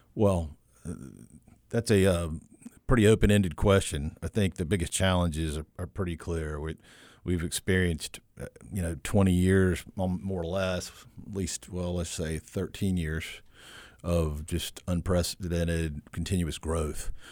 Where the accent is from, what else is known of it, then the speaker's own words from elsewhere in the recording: High Point, North Carolina, United States; now in Wilmington, United States; I grew up in the Piedmont.